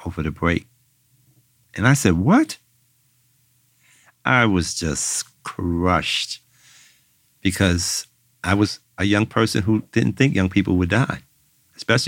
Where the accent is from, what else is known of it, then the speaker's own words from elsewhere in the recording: New York, United States; I'm from New York